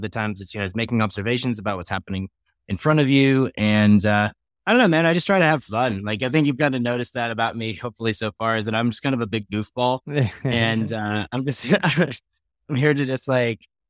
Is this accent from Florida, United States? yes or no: no; New York, United States; now in Colorado, United States; I grew up in the States. I grew up in New York. I live in Colorado